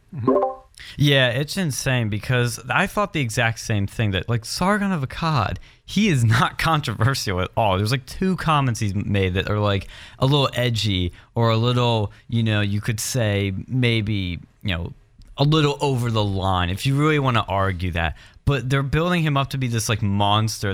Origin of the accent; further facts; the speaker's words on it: West Chester, Pennsylvania, United States; I'm from Westchester, PA